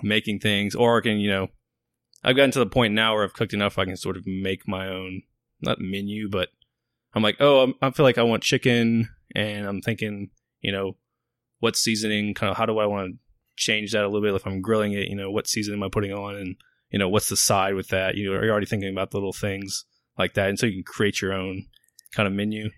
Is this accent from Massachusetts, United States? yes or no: no; Baton Rouge, Louisiana, United States; moved away as an adult; also born or lived in Virginia; I grew up in Baton Rouge.